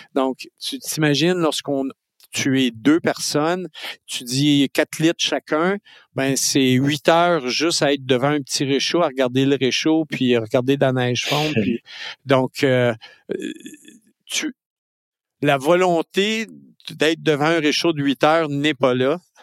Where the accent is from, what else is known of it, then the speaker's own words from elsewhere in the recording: Lac-Mégantic, Quebec, Canada; je suis né à Mégantic